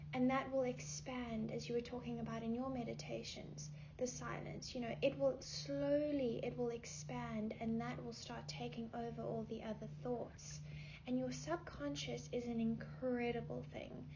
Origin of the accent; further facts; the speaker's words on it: South Africa; moved away as an adult; now in Los Angeles, United States; I am originally from South Africa. I um, moved here when I was 18, yeah, between 18 and 19